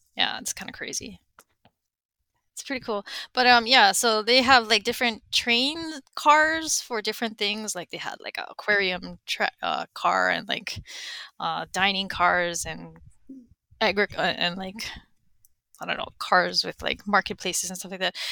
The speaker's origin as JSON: {"language": "English", "town": "Honolulu", "region": "Hawaii", "country": "United States", "said": "I am from Honolulu, Hawaii."}